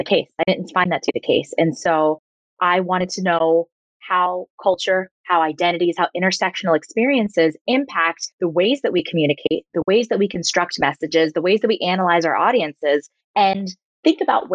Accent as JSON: {"language": "English", "region": "southern New Jersey", "country": "United States", "tie": "born or raised there", "said": "I grew up in southern New Jersey in a really diverse town in a Caribbean family."}